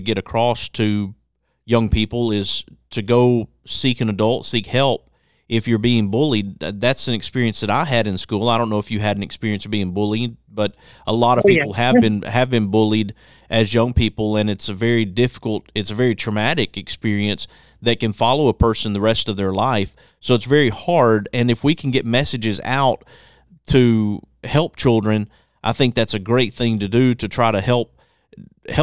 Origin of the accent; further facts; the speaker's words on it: Birmingham, Alabama, United States; also born or lived in Athens, Alabama; in the fourth grade, my grandfather being a preacher, we moved from Athens, Alabama to Birmingham